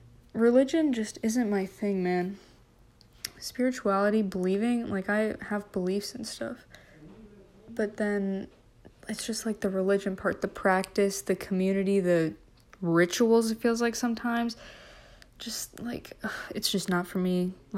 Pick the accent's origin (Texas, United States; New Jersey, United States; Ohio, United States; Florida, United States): Texas, United States; also born or lived in Minnesota / Oklahoma; so I was born in Minnesota, moved to Texas, my two sisters were born, moved to Oklahoma, lived there for a while, and then moved back to Texas, just a different part of Texas.